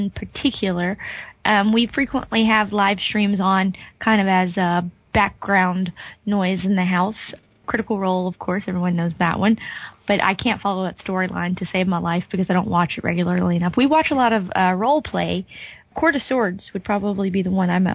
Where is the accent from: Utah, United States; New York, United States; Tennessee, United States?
Tennessee, United States; Knoxville; I am from Knoxville, Tennessee, not Atlanta